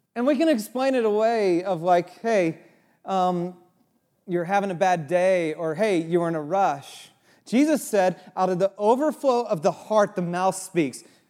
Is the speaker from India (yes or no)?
no; Santa Cruz, California, United States; moved away; also born or lived in Chicago; I grew up in Santa Cruz